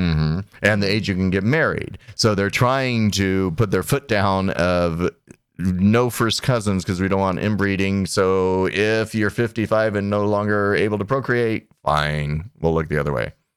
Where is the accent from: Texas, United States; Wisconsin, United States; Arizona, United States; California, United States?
Arizona, United States; I'm from Arizona